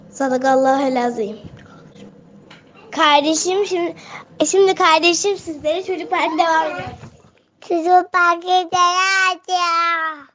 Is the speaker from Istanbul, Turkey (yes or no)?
no; Konya, Turkey; Konya, Konyalıyım.